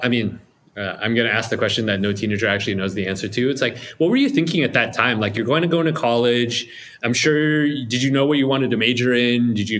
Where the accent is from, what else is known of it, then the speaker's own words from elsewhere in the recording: Malaysia; moved away; I'm from Malaysia